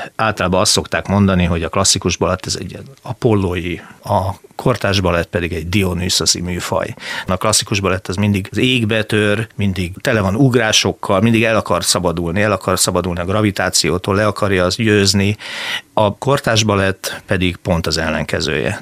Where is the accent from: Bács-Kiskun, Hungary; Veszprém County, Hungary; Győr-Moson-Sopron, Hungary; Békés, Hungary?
Veszprém County, Hungary; Balatonfüred; also born or lived in Győr; now in Szeged, Hungary; én eredetileg nem vagyok szegedi, tehát én Balatonfüredi születésű emberke vagyok